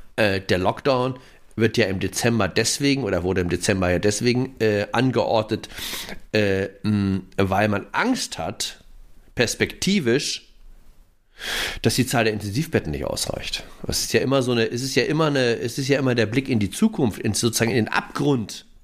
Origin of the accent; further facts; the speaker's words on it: Hamburg, Germany; ich bin ja aus Hamburg.